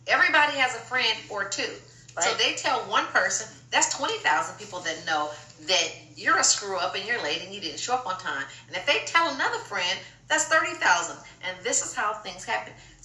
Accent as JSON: {"language": "English", "town": "Los Angeles", "region": "California", "country": "United States", "tie": "born or raised there", "said": "I went to Block High School, I'm from South Central."}